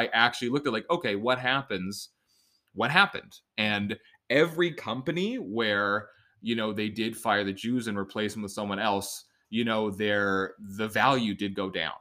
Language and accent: English; Canada; being Canadian